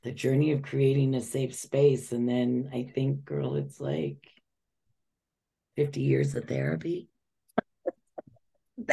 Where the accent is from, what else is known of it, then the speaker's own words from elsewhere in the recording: Los Angeles, California, United States; this little white Jewish girl, 12 years old, and I'm taking the bus from Beverly Hills area to South Central Los Angeles